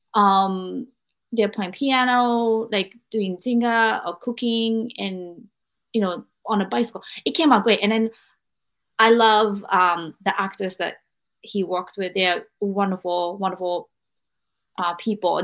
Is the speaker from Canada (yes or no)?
no; Japan; I'm from Japan, and Japanese culture is very thick about family